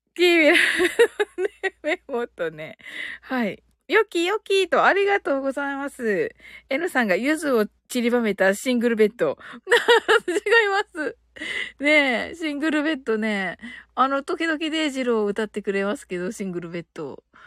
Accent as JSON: {"language": "Japanese", "region": "Kyushu", "country": "Japan"}